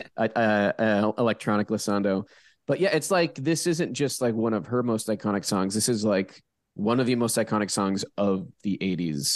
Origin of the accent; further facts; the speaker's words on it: Pittsburgh, Pennsylvania, United States; moved away; I'm from Pittsburgh